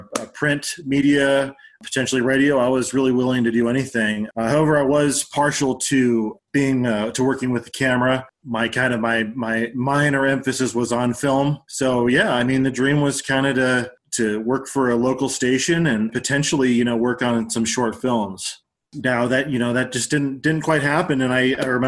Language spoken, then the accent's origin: English; Denver, Colorado, United States; also born or lived in Aurora, Colorado / Genesee, Colorado / Durango, Colorado; We lived in Aurora until I was about five, and then we moved to Genesee